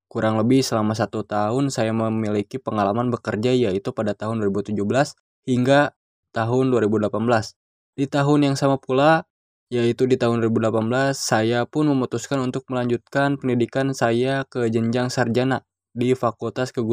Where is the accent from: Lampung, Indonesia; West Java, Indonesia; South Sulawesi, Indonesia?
West Java, Indonesia; Bandung; born there; Saya lahir di kota Bandung pada tanggal 14 Desember 1999.